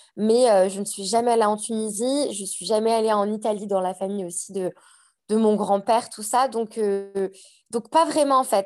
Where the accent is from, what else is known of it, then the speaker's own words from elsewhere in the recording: Annecy, Auvergne-Rhône-Alpes, France; moved away as an adult; also born or lived in Aix-les-Bains, France; now in Queenstown, New Zealand; je suis née à Annecy, j'ai grandi euh, toute mon enfance sur Annecy.